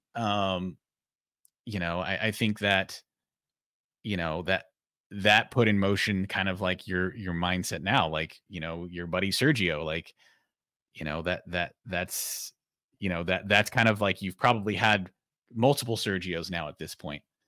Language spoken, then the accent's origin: English; Oxnard, California, United States; a youth, um, track team in my hometown, Oxnard, California